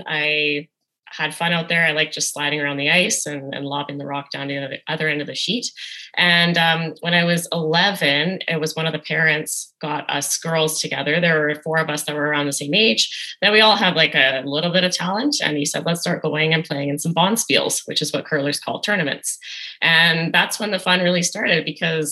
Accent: Edmonton, Alberta, Canada; born or raised there

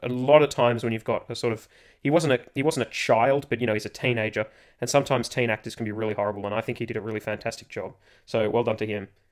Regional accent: Australia; being Australian

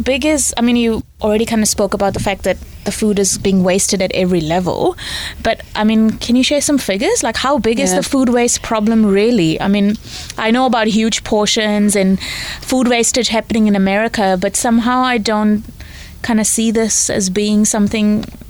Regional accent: India; now in New Zealand; so I'm obviously not born in New Zealand. I came here from India.

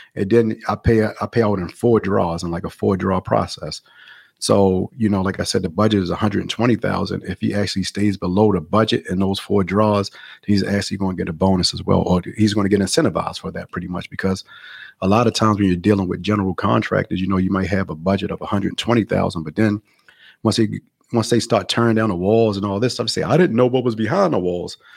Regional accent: Baltimore, Maryland, United States; moved away as an adult; now in Los Angeles, United States; I'm actually from Baltimore, Maryland, so I moved to California, um, like eleven years ago, I moved to L

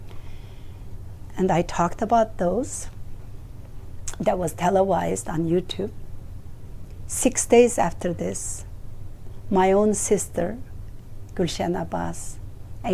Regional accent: East Turkestan, Xinjiang, China; born or raised there; moved away as an adult; now in United States

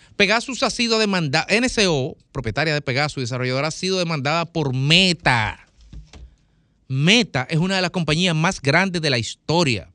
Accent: Dominican Republic; Nosotros los dominicanos vivimos en una sociedad caracterizada por un respeto estructural a los derechos humanos

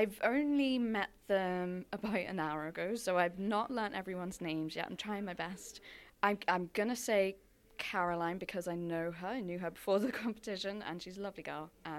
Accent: London, United Kingdom; accent: London; also born or lived in County Leitrim, Ireland; now in Ireland; London was a part of my life, as you can probably tell by my accent, and now so is Leitrim.

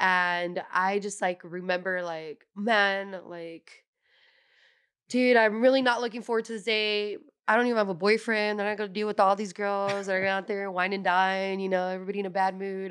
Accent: San Jose, California, United States; I'm originally from San Jose, California. Um, I'm first generation here in the U S. My parents are from Mexico

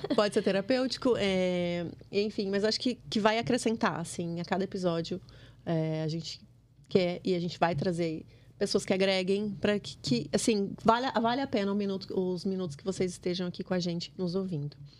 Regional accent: Mato Grosso, Brazil; moved away as an adult; also born or lived in Lagoa Santa, Minas Gerais; eu sou matogrossense

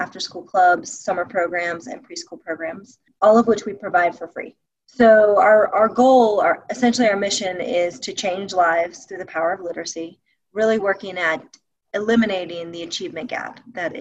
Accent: Alabama, United States; moved away as an adult; now in Jackson Hole, United States; I'm originally from Alabama

